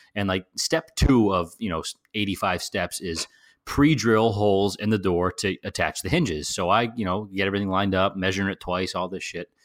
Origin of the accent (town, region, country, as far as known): New Jersey, United States